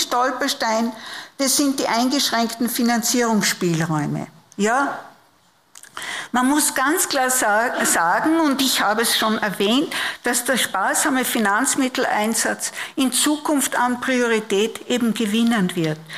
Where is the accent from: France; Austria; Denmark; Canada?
Austria; Upper Austria; moved away; Ich komme auch aus der Provinz, aus der Oberösterreichischen, habe aber einen steirischen Großvater